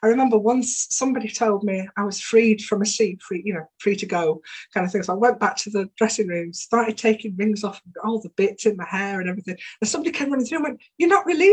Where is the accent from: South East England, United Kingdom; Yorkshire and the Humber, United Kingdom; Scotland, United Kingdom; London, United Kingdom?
Yorkshire and the Humber, United Kingdom; Bingley; also born or lived in Saltaire; I live in Bingley, and I'm from Saltaire originally, but grew up in Bingley.